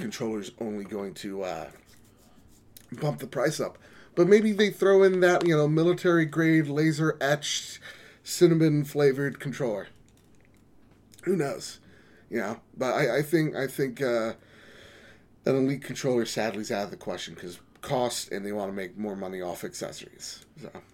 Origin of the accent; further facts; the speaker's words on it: United States; I'm an American